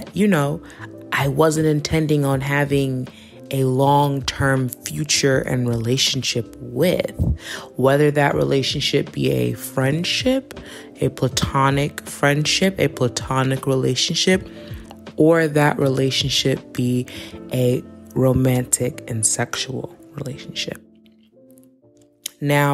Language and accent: English; New York City, New York, United States; I'm from New York City